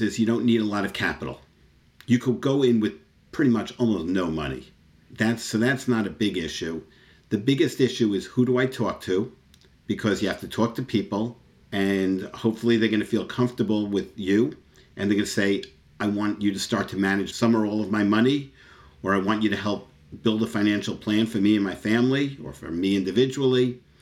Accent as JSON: {"language": "English", "town": "New York City", "region": "New York", "country": "United States", "tie": "born or raised there", "moved": "as an adult", "said": "I was born in Floral Park, Queens, and I literally lived there my entire life up until four years ago"}